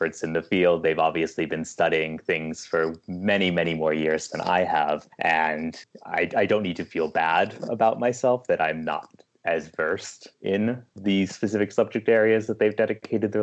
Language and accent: English; United States; also born or lived in California; I am an American